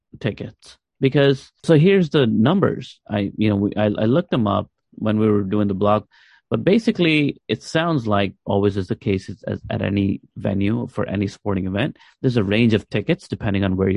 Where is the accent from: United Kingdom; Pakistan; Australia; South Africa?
Pakistan; as a Pakistani fan